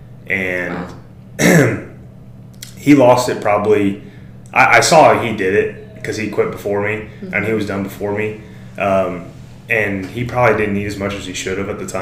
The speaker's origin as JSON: {"language": "English", "town": "Springfield", "region": "Missouri", "country": "United States", "tie": "born or raised there", "said": "I'm from Springfield."}